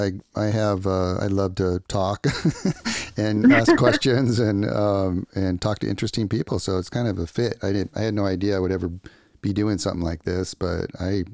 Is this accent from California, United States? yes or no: yes; Ventura, California, United States; I grew up in Ventura, which is, you know, a little bit north